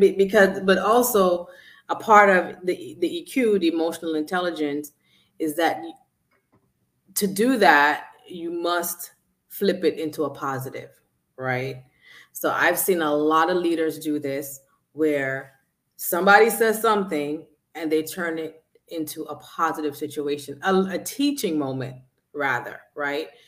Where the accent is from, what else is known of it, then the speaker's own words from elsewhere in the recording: New York City, New York, United States; I'm from Brooklyn